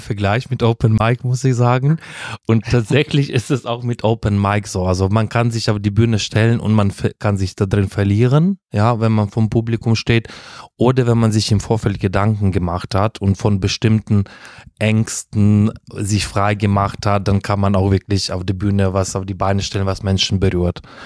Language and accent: German; Uzhhorod, Zakarpattia Oblast, Ukraine; first language Russian; German is a second language; moved away as an adult; also born or lived in Heidelberg, Germany / Kyiv, Ukraine / Italy; now in Germany; in der Ukraine meine Heimatstadt, Uschgorod